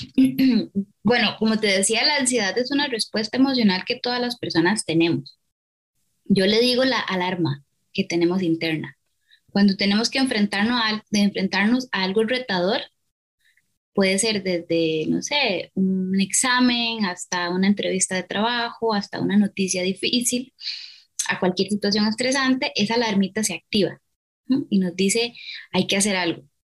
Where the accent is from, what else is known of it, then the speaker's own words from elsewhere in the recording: Costa Rica; soy psicóloga de Costa Rica